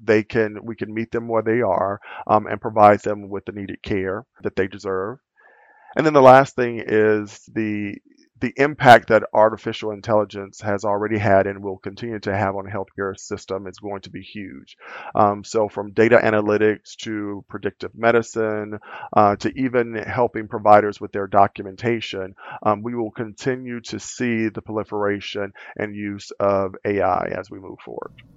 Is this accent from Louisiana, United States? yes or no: yes; Louisiana, United States; moved away as an adult; also born or lived in California; now in Minnesota, United States; I'm originally from Louisiana and still classify myself as being a southerner and a country boy, um, which is where I spent most of my life